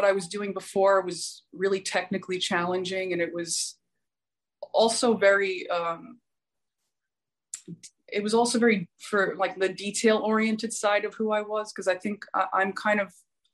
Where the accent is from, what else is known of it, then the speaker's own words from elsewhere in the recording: New York City, New York, United States; also born or lived in Oregon; now in Los Angeles, United States; I was born in New York, but I live